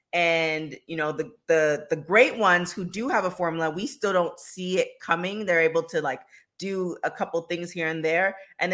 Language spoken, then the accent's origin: English; Canada; I am from Canada